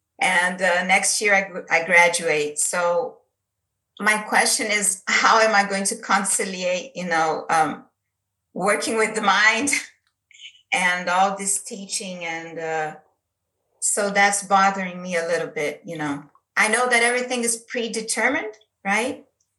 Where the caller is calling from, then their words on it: São Paulo, Brazil; English is a second language; So first I want to, I'm in São Paulo, Brazil.